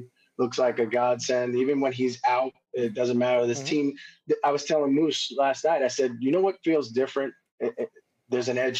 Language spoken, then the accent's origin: English; New York, United States; I love guys that I grew up with here in New York.